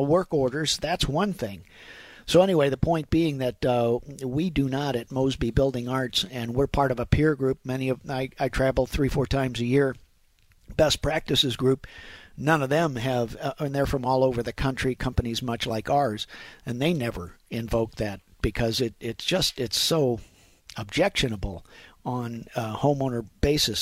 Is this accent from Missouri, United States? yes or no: yes; Afton, Missouri, United States; I grew up in Afton